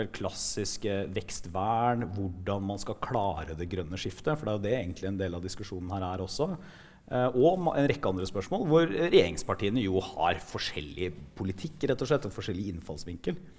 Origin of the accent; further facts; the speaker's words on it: Porsgrunn, Telemark, Norway; jeg kom fra, fra Porsgrunn, som det ble nevnt her, som er en ja, en av Norges liksom, tradisjonelle industribyer.